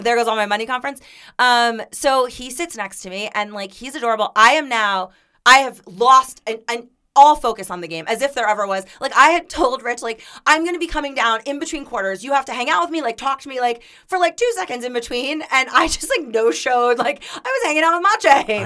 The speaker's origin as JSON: {"language": "English", "region": "Florida", "country": "United States", "also_born_or_lived": "Miami", "moved": "as an adult", "said": "we're from Florida"}